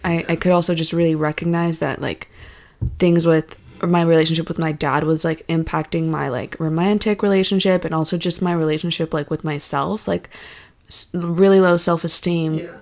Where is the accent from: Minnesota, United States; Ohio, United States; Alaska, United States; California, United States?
Alaska, United States; I was born in Alaska